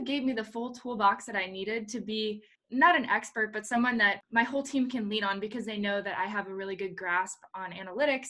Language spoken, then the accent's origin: English; Ohio, United States; moved away as an adult; also born or lived in Florida; I did grow up in the Midwest. I grew up in Ohio